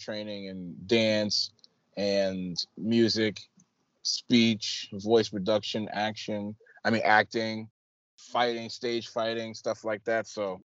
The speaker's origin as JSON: {"language": "English", "country": "United States", "tie": "born or raised there", "also_born_or_lived": "Staten Island, New York / Plattsburgh, New York / Teaneck, New Jersey / Newark, New Jersey", "said": "I was born in Staten Island, New York, raised in Plattsburgh, New York, and Teaneck, New Jersey."}